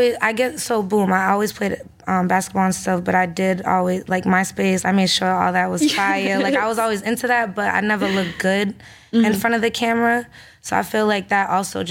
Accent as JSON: {"language": "English", "town": "Taunton", "region": "Massachusetts", "country": "United States", "said": "I come from Taunton, Massachusetts, 508"}